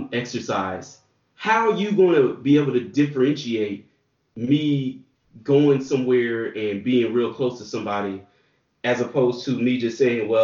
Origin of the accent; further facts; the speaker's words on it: New Orleans, Louisiana, United States; My hometown.